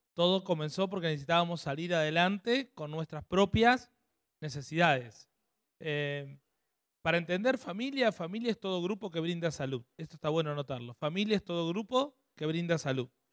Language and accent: Spanish; Ramallo, Buenos Aires Province, Argentina; now in San Pedro, Argentina; somos nacidos en Ramallo, provincia de Buenos Aires